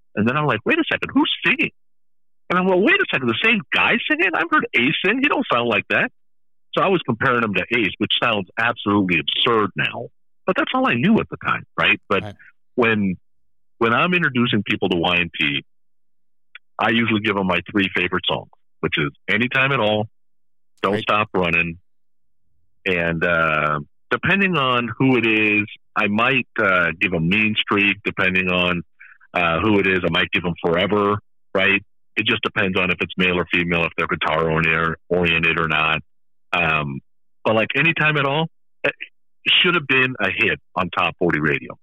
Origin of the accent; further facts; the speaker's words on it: Bay Area, California, United States; growing up in the Bay Area